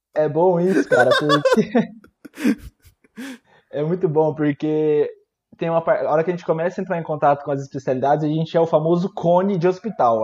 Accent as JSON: {"language": "Portuguese", "town": "Araçatuba", "region": "São Paulo", "country": "Brazil", "also_born_or_lived": "Campo Grande, Mato Grosso do Sul", "said": "Eu sou daqui de Araçatuba, interior de São Paulo"}